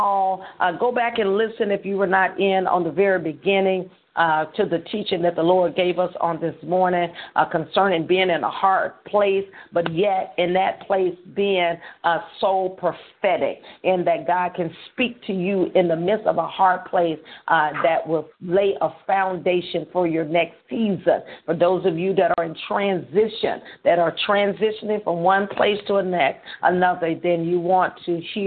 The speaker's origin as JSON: {"language": "English", "town": "Holly Grove", "region": "Arkansas", "country": "United States", "tie": "born or raised there", "said": "Holly Grove, Arkansas, which is my hometown"}